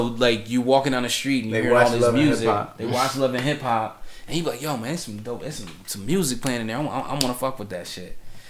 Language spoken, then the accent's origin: English; Cleveland, Ohio, United States; I'm in Cleveland, and I saw more than a few situations that I felt active towards, but it was very much aware that even though this is my hometown